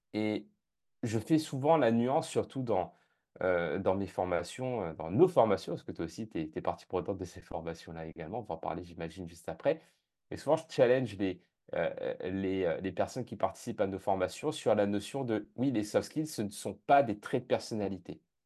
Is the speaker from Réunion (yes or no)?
yes; La Plaine-des-Palmistes, Réunion; also born or lived in Japan / Canada; now in London, United Kingdom; je suis originaire de l'île de la Réunion, plus spécifiquement de la plaine des Palmis, qui est la plus petite commune de l'île de la Réunion